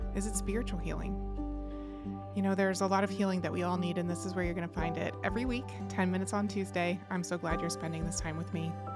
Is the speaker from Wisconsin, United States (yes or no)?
no; Lancaster County, Pennsylvania, United States; I grew up in Lancaster County